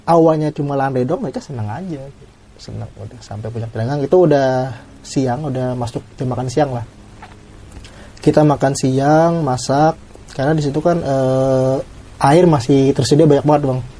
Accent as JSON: {"language": "Indonesian", "town": "Balangan", "region": "South Kalimantan", "country": "Indonesia", "tie": "born or raised there", "said": "gue dari Kalimantan sendiri dan waktu itu tempatnya halau-halau sama kampung asli gue kurang lebih satu jam doang satu"}